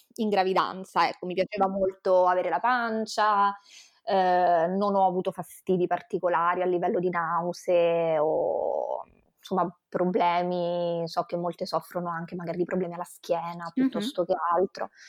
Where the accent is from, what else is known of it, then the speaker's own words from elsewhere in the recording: Rome, Lazio, Italy; moved away as an adult; now in Venice, Italy; vivo a Venezia anche se mm, io sono romana di nascita, vivo a Venezia da 5 anni